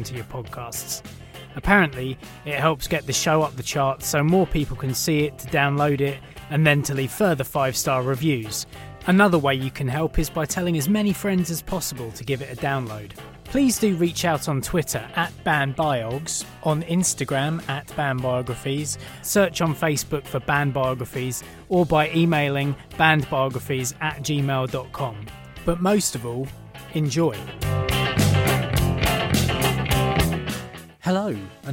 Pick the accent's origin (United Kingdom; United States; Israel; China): United Kingdom; Maidstone Medway area of Kent, South East England; accent: estuary; we're from the Maidstone Medway area of Kent, we both get a bit estuary with our accents